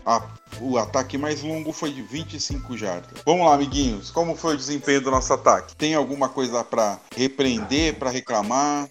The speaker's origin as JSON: {"language": "Portuguese", "country": "Brazil", "said": "nós somos brasileiros, falamos português"}